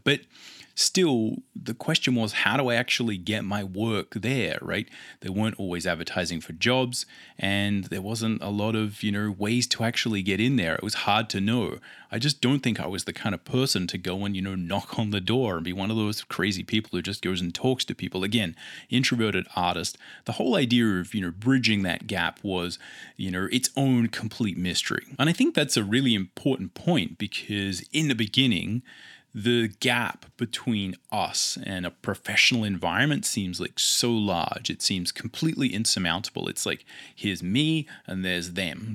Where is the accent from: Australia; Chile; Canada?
Australia; Adelaide, South Australia; I come from Adelaide, Australia